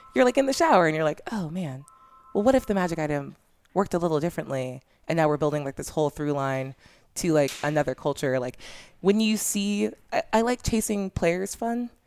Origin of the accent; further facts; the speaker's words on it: Orange County, California, United States; I'm from Orange County